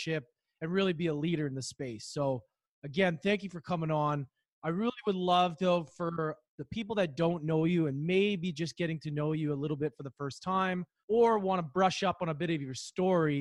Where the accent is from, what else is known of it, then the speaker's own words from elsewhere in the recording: Canada; now in Vancouver, Canada; I'm in Vancouver. That's quite a ways away, but we're still Canadian.